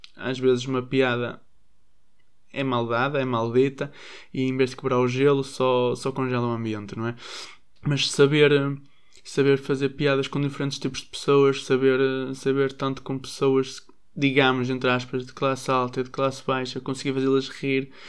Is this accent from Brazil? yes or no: no; Braga, Norte, Portugal; sou de Braga e sou filho único.